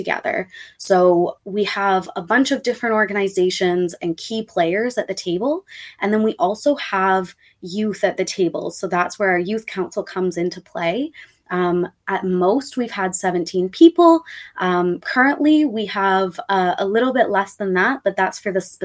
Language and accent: English; Toronto, Ontario, Canada; I grew up in the Rexdale area